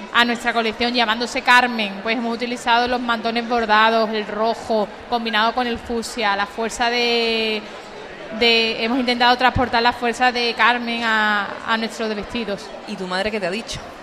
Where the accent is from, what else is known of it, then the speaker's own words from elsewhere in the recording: Umbrete, Andalusia, Spain; yo soy de Umbrete y allí tenemos una casa con un patio